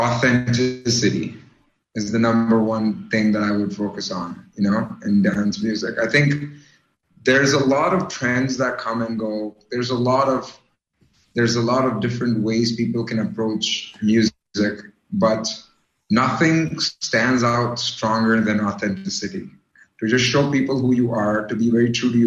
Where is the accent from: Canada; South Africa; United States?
Canada; I'm from Canada